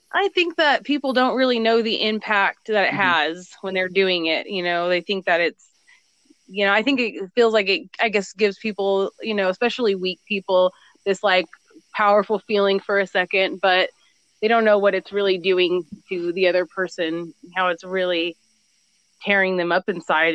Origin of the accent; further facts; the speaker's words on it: Southern California near Palm Springs, United States; also born or lived in Beaumont; I am from Southern California near the desert near Palm Springs, and I actually still live here